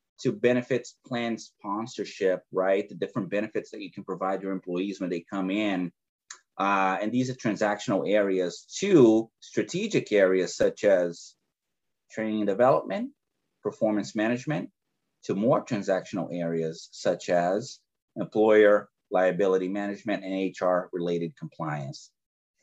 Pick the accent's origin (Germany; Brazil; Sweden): Brazil; English is a second language; moved away; I'm originally from Brazil, and, you know, I arrived here from a third world country to a first world country without speaking a word of English